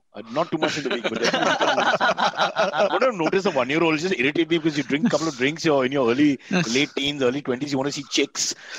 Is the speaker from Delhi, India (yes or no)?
no; Mumbai, Maharashtra, India; growing up in Bombay